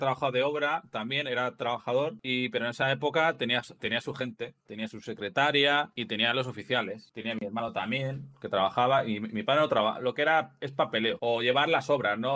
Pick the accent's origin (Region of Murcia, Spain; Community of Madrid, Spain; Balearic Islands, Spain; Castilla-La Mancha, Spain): Castilla-La Mancha, Spain; Guadalajara; soy de Guadalajara y, trabajé en la central que está aquí al lado, la central de Trillo